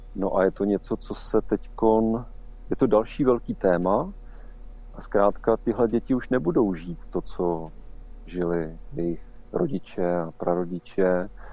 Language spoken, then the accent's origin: Czech; Czechia; ale my tady máme prostě domácí prostředí a máme naší mentalitu